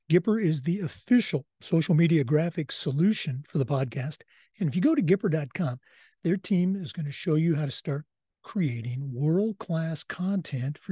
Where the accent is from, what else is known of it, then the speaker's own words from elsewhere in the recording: Oregon, United States; moved away; my home state, the great state of Oregon